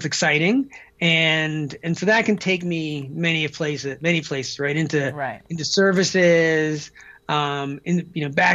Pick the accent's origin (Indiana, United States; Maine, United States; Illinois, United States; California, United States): Maine, United States; Deer Isle; moved away; I grew up in Maine, off the coast of Maine, on a little island called Deer Isle.